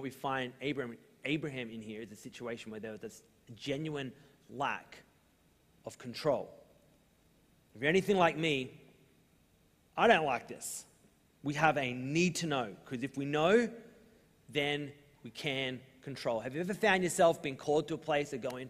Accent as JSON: {"language": "English", "country": "Australia", "said": "we're Australian"}